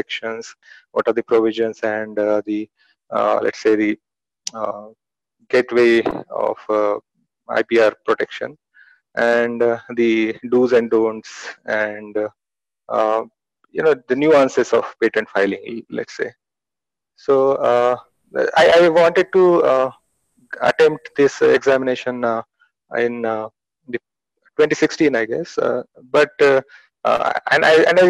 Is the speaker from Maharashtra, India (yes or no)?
yes; Pune, Maharashtra, India; also born or lived in Delhi; I'm from Pune, basically, Maharashtra.